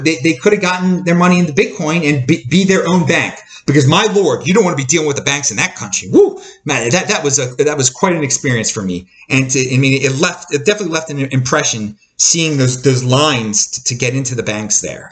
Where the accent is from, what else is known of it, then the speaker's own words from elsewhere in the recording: Baltimore, Maryland, United States; I'm from Baltimore, Maryland in, in the United States